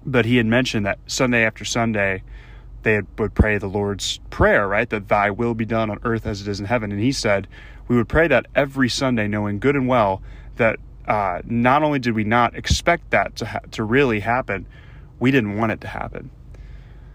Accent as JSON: {"language": "English", "region": "Louisiana", "country": "United States", "tie": "born or raised there", "said": "my home state of Louisiana."}